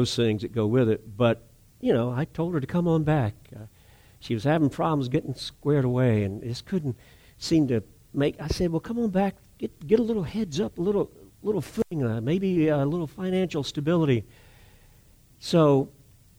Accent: North Charleston, South Carolina, United States; I was raised in North Area. Every one of the kids I was raised around were families that were Navy Yard workers, paper mill, West Vaco

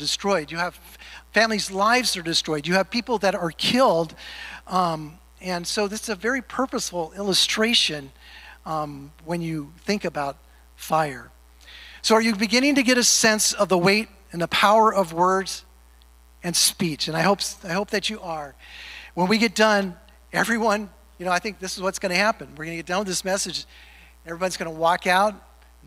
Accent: California, United States; moved away; Growing up in California

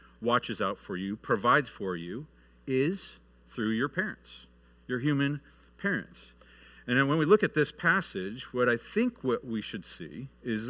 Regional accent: Michigan, United States; moved away; I grew up north in Michigan

